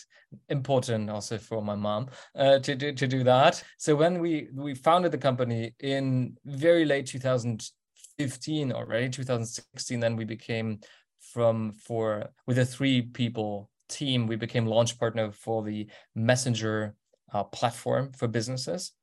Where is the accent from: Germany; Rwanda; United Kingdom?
Germany; my hometown of 45,000 people